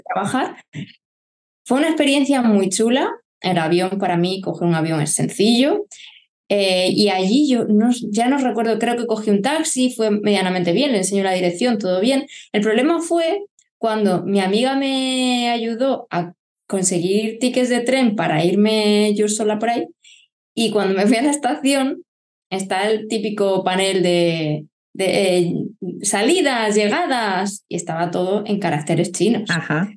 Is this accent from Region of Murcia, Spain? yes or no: yes; Lorca, Region of Murcia, Spain; also born or lived in Barcelona / Málaga / Germany; now in Murcia, Spain; nací en Barcelona, y a los cuatro años nos mudamos a Lorca, Murcia, con mis padres